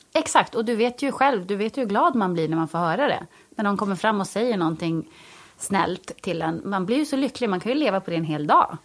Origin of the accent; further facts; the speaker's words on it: Jokkmokk, Norrbotten County, Sweden; moved away as an adult; also born or lived in Stockholm, Sweden; now in Gothenburg, Sweden; Fast jag är från Jokkmokk så har jag bott i Stockholm stort sett inte hela mitt vuxna liv, men större delar av mitt vuxna liv.